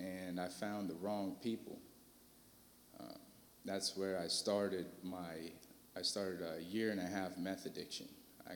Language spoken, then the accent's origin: English; Fort Wayne, Indiana, United States; moved away as an adult; now in Terre Haute, United States; I'm from Fort Wayne, Indiana